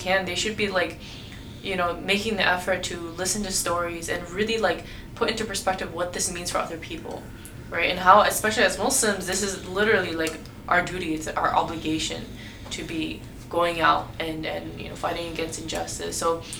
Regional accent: United States; I was born and raised in America, right? So, but I'm also an ethnic Uyghur.

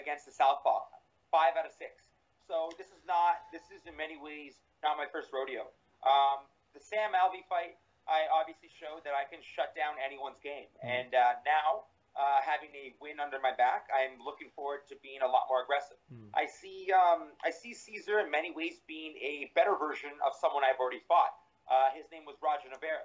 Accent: Toronto, Ontario, Canada; moved away as an adult; now in Montreal, Canada; I live quasi in Montreal, but I'm originally from Toronto.

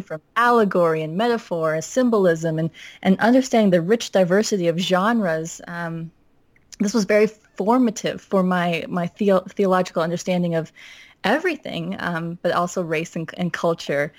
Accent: Minnesota, United States; I was raised in Minnesota

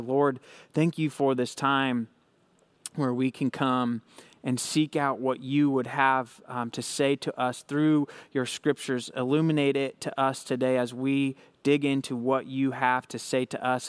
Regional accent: Hays, Kansas, United States; I'm from Hays, Kansas. I help run a young adult and college ministry out here in Western Kansas

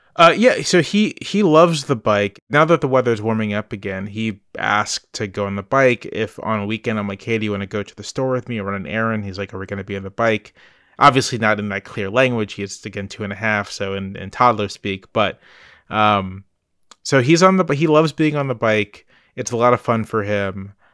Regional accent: Virginia Beach, Virginia, United States; also born or lived in Charlottesville, Virginia; I grew up in Virginia Beach, Virginia, which is not a bike-friendly place.

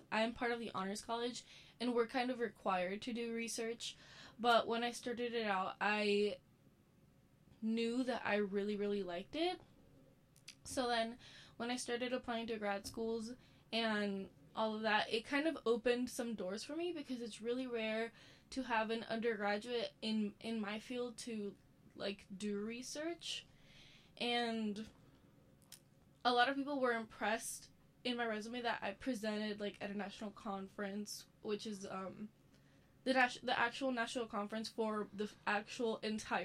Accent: Puerto Rico; moved away as an adult; now in Tampa, United States; I was born and raised in Puerto Rico. And once I graduated high school, I moved to Tampa

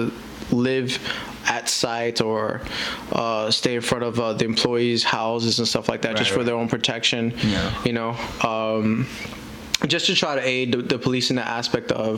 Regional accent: New York City, New York, United States; my background, being born and raised in Brooklyn, New York

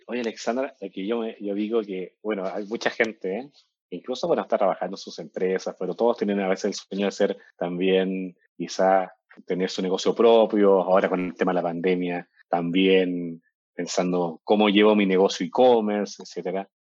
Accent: Chile; also born or lived in Peru; now in Mexico; yo nací en Chile, viví, en Perú, acá en México y llevo como 12 años

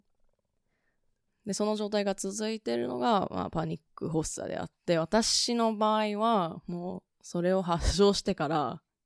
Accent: Tokyo, Japan; 私は東京生まれ、東京育ちで

